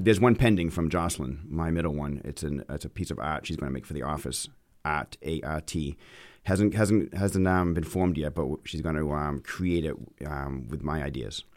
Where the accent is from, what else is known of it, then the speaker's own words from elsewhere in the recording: Auburn, Maine, United States; accent: Maine; moved away as an adult; also born or lived in Boston; now in Bedford, United States; when I was growing up in Maine, people asked me where my accent was from